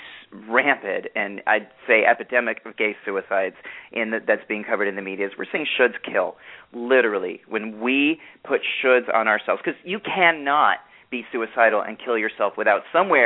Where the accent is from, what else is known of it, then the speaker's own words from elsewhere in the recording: New York, United States; I'm a New Yorker